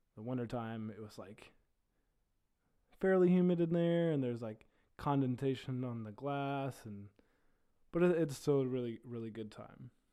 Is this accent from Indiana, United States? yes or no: yes; Terre Haute, Indiana, United States; I am from Terre Haute, Indiana